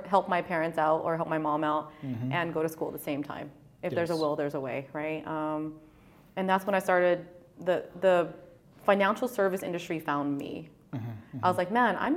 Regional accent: San Jose, California, United States; I'm from Southside, San Jose, born and raised

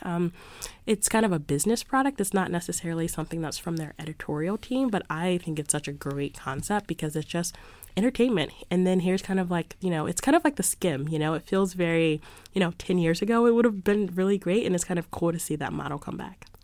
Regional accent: Philadelphia, Pennsylvania, United States; moved away as an adult; now in Boston, United States; I grew up in Philadelphia, so my parents would have a subscription to the Philadelphia Inquirer

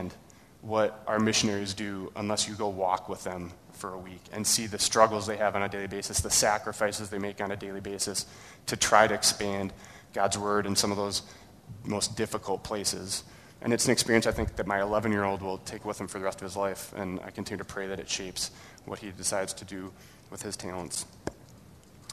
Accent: Burnsville, Minnesota, United States; I grew up in Burnsville, going to a very large Lutheran church

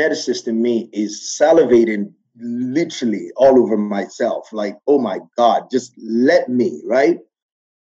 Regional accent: Nigeria; now in United States; I'm Nigerian born. I like to say I'm Nigerian by birth and I am American by choice. So my birth country is Nigeria.

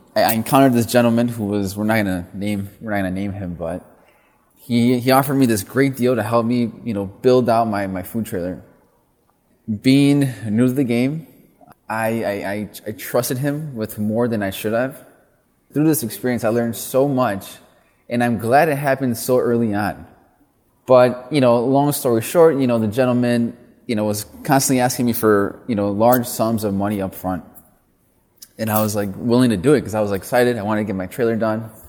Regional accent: Milwaukee, Wisconsin, United States; also born or lived in East Coast; I'm originally from Milwaukee, Wisconsin. I'm first generation Mexican American. My parents come from a small farming community, uh, in the state of Jalisco. And, uh, you know, grew up in Milwaukee

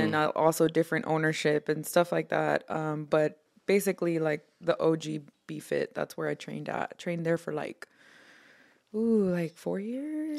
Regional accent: Houston, Texas, United States; also born or lived in Harlingen, Texas; I was born and raised in Houston, Texas. Um, part of my life, I also lived in the valley, um, around Harlingen, Texas.

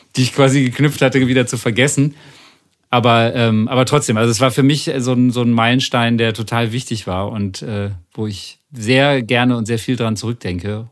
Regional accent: Bremen, Germany; ich komme aus Bremen

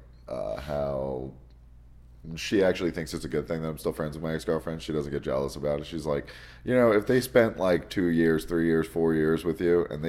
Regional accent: New Jersey, United States; moved away as an adult; also born or lived in Nevada; now in Las Vegas, United States; I grew up 2 miles from Manhattan. So like I'm from Jersey, but I'm from like dirty Jersey. like the town I grew up in, it borders Newark, Staten Island, Manhattan, and Jersey City

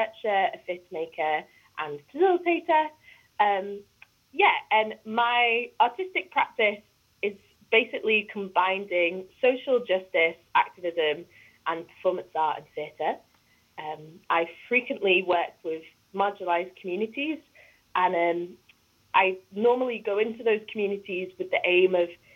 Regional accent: Preston, North West England, United Kingdom; moved away as an adult; also born or lived in Garstang; now in Glasgow, United Kingdom; I am from Preston, Lancashire. Although I grew up, so I was born in a place called Garstang, and I've moved quite a lot around the whole of Lancashire. But I would say that the place I'm rooted is Preston.

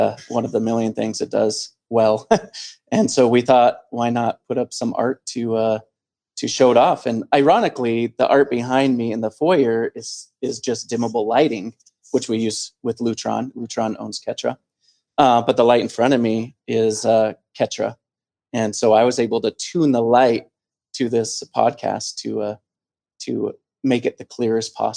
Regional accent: Helena, Montana, United States; I come from here. Originally, I was born and raised in Helena, the capital

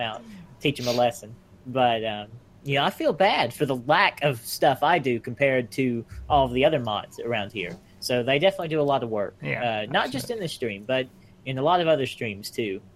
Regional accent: United States; I'm American.

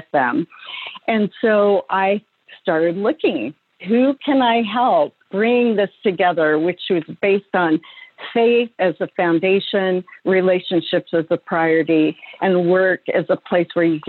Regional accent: Oregon, United States; I'm a farm girl from Oregon, and I was just blessed to be raised by believing parents

